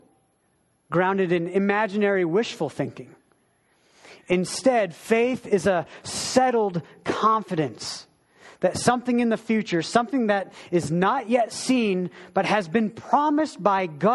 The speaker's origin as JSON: {"language": "English", "town": "Wilton", "region": "Maine", "country": "United States", "tie": "born or raised there", "moved": "yes", "said": "I grew up in a little town. There was about 1,000 people in my town, little Wilton in Maine, the state"}